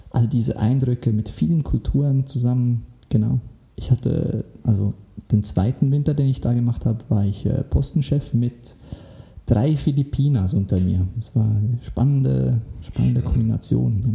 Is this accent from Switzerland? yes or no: yes; Switzerland; Weil jetzt als Schweizer habe ich noch nie das Bedürfnis gehabt nach Rügen